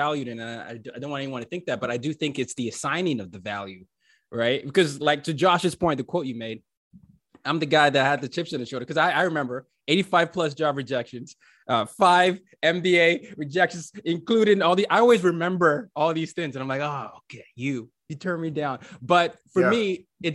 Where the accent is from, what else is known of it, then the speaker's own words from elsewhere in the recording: Nigeria; now in New York City, United States; me being Nigerian